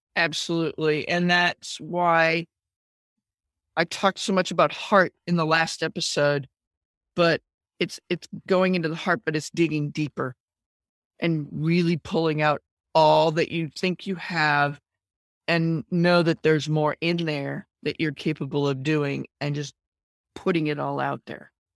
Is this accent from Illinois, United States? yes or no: no; Maine, United States; moved away; I'm spending a lot of time back in my home state of Maine.